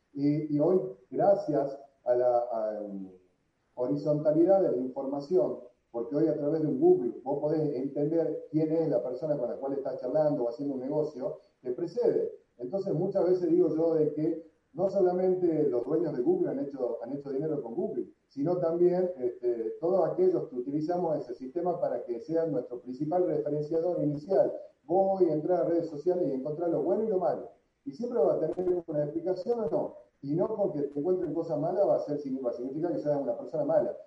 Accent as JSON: {"language": "Spanish", "town": "San Miguel de Tucumán", "region": "Tucumán", "country": "Argentina", "tie": "born or raised there", "also_born_or_lived": "Miami, United States / Madrid, Spain", "moved": "as an adult", "said": "nací en Tucumán, hace 45 años, tengo 45 años"}